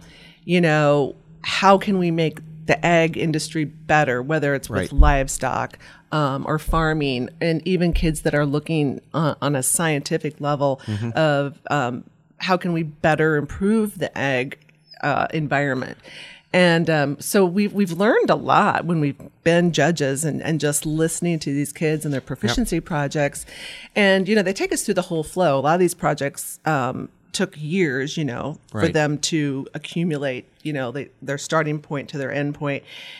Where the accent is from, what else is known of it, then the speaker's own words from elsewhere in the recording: Meade, Nebraska, United States; and I grew up in Meade, Nebraska on a farm.